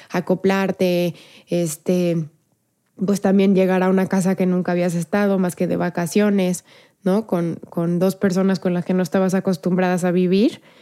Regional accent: León, Guanajuato, Mexico; also born or lived in Querétaro; En León hice mi primaria, mi secundaria en prepa, pero soy de aquí, nací en Querétaro México

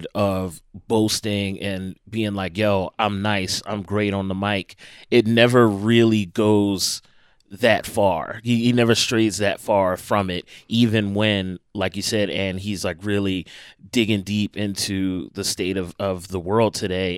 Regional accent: Philadelphia, Pennsylvania, United States; my hometown, Philly

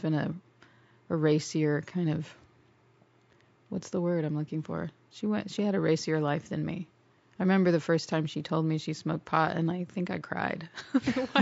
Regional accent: Los Angeles, California, United States; I grew up in Sherman Oaks. In the valley.

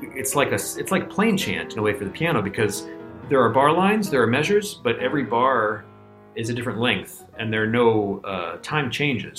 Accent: Virginia, United States; moved away as an adult; now in New York, United States; I grew up in Virginia

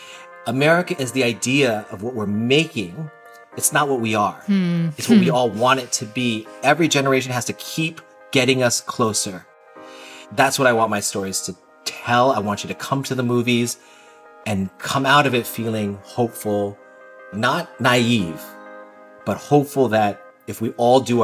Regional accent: California, United States; I'm all California kid

